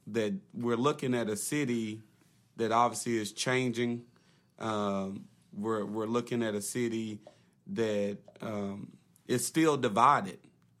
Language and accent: English; Little Rock, Arkansas, United States; I grew up in Southwest